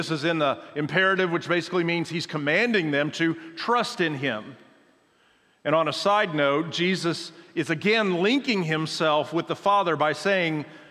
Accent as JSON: {"language": "English", "region": "Oklahoma", "country": "United States", "said": "I'm from Oklahoma"}